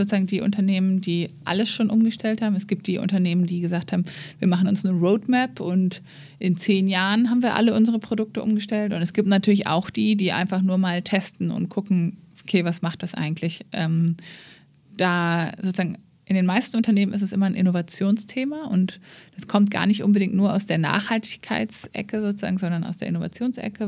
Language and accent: German; Germany; wir als ähm, ja, Deutsche